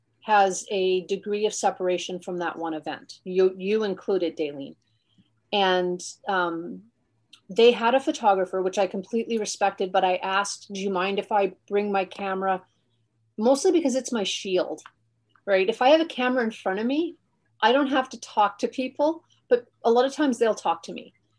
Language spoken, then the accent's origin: English; Alberta, Canada; now in Halifax, Canada; I am from Alberta. I'm a base brat. I'm from Canada, but my family is all of my roots are in Alberta.